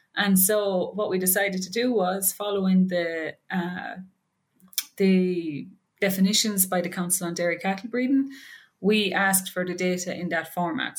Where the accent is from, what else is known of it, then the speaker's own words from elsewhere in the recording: Ireland; moved away as an adult; also born or lived in Maryland, United States; now in Wisconsin, United States; I'm from Ireland.